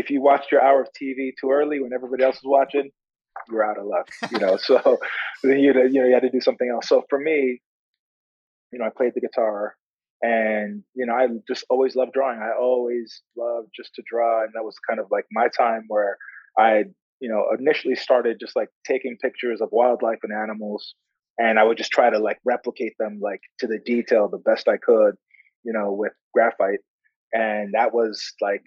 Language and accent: English; Canada; now in Chicago, United States; I'm from Canada